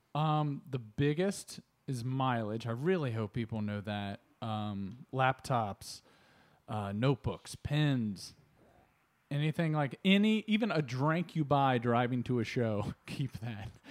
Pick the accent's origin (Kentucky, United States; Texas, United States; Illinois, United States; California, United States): Kentucky, United States; Northern; moved away as an adult; also born or lived in Chicago; I grew up in Northern Kentucky